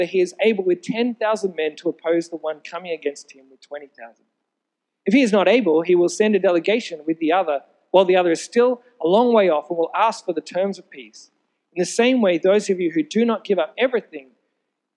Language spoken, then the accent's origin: English; Sydney, New South Wales, Australia; I grew up in Sydney.